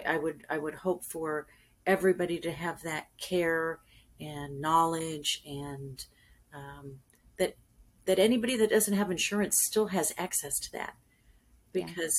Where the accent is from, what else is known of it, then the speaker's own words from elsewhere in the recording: California, United States; now in Panama City, United States; I was raised in California